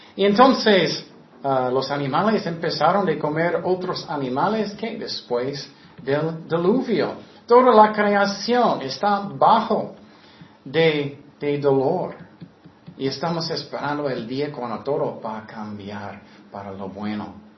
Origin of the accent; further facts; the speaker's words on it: United States; Spanish is a second language; moved away as an adult; also born or lived in Tecate; Soy americano